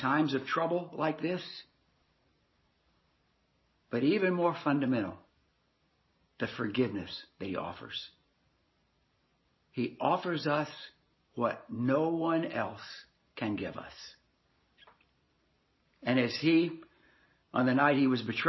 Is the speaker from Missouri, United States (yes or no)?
no; Nashville, Tennessee, United States; I grew up in Nashville, Tennessee